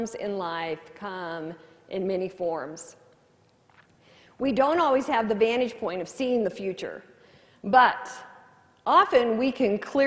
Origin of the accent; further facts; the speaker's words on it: California, United States; moved away; also born or lived in Missouri; I grew up in California. I never watched the weather until I moved to Missouri.